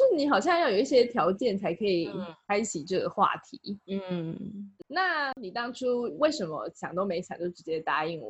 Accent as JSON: {"language": "Chinese", "country": "Taiwan", "tie": "born or raised there", "said": "毕竟我就是个土生土长的台湾人"}